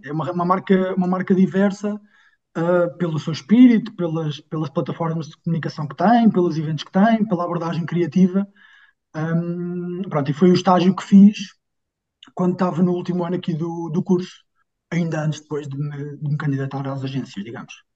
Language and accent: Portuguese; Figueira da Foz, Centro, Portugal; na minha terra natal, portanto eu sou da Figueira da Foz.